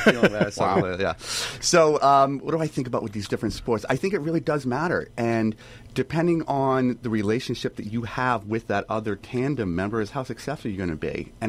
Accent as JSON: {"language": "English", "town": "Ewing", "region": "New Jersey", "country": "United States", "tie": "born or raised there", "said": "growing up in Ewing, New Jersey, it was a one large playground."}